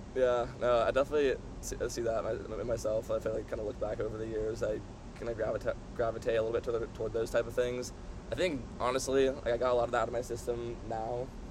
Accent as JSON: {"language": "English", "town": "San Diego", "region": "California", "country": "United States", "moved": "yes", "said": "I'm from San Diego. It's pretty like surf skate culture down there"}